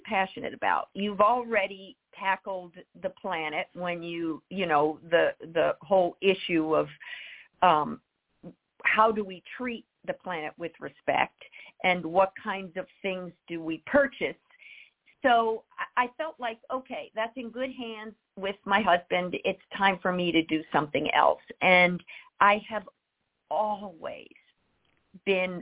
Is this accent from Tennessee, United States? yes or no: yes; Nashville, Tennessee, United States; also born or lived in Rochester, New York / San Francisco; now in Los Angeles, United States; I grew up in Nashville